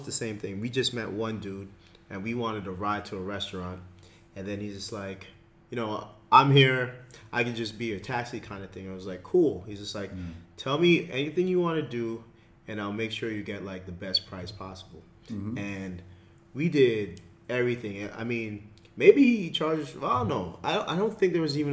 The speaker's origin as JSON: {"language": "English", "country": "Jamaica", "also_born_or_lived": "Canada", "moved": "yes", "lives_now": "Abu Dhabi, United Arab Emirates", "said": "I'm from Jamaica"}